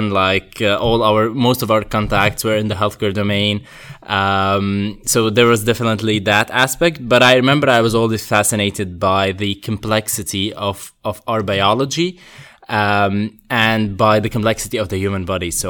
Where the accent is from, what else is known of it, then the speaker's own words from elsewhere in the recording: Syria; moved away as an adult; also born or lived in Ukraine; now in Oxford, United Kingdom; I'm half Syrian, half Ukrainian. Um, I lived. I, I, was born in Ukraine, lived there till I was five, and then my family and I basically moved to Syria.